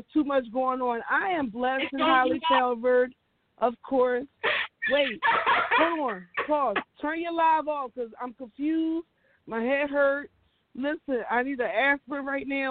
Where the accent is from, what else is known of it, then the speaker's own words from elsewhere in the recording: Philadelphia, Pennsylvania, United States; I was born and raised in Philadelphia, North Philly, 17th in Allegheny, 16th Ontario.